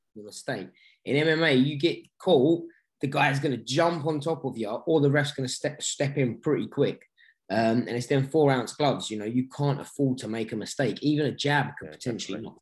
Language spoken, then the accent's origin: English; London, United Kingdom; this is my hometown